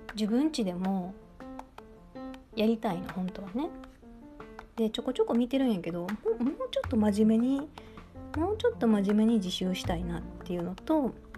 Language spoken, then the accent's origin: Japanese; Kansai, Japan; accent: Kansai-ben; 時々関西弁やっぱり出ちゃうんですよびっくりした時とかあのわってなった時に